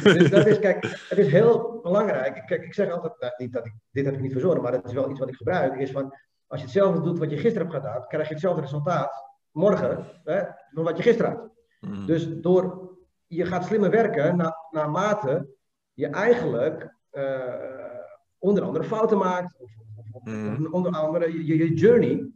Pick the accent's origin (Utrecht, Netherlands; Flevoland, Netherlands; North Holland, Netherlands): North Holland, Netherlands; Amsterdam; ik kom uit Amsterdam